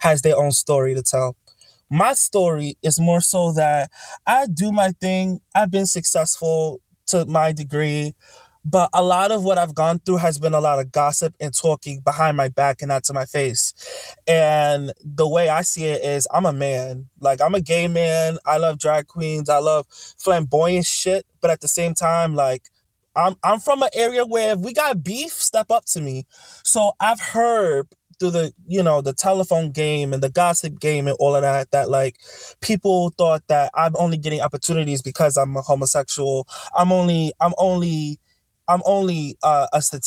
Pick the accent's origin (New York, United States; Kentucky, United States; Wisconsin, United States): New York, United States; New York City; I'm from the Boogie Down Bronx. I'm from Claremont Village out by Morrisania, Webster Avenue